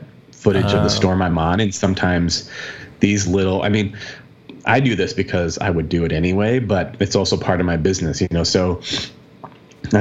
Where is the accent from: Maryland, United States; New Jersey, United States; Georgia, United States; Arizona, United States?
Arizona, United States; I'm from Arizona